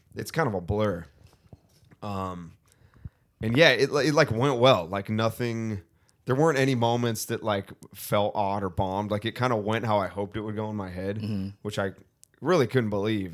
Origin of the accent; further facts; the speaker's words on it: Thousand Oaks, California, United States; I'm from Ventura County.